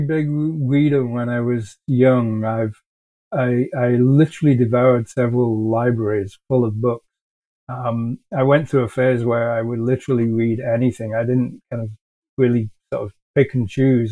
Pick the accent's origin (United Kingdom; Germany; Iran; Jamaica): United Kingdom; England; moved away as an adult; now in Canada; So I'm originally from England. I moved to Canada many years ago now uh, and I'm now a Canadian citizen